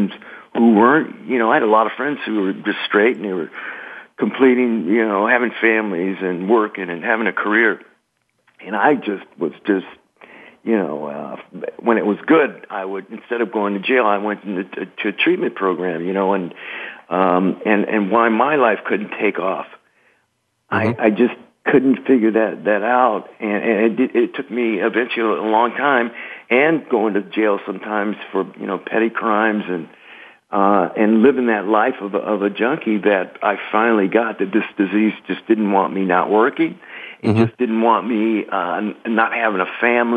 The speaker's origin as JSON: {"language": "English", "town": "Los Angeles", "region": "California", "country": "United States", "also_born_or_lived": "New Jersey", "said": "I'm from Los Angeles. I went back east to school."}